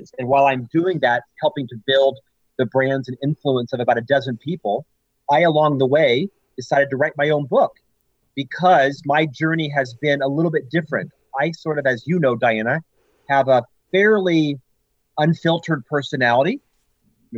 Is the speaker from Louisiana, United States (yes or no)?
no; Central Florida, United States; moved away as an adult; also born or lived in Provo, Utah; I'm actually from Central Florida, born and raised there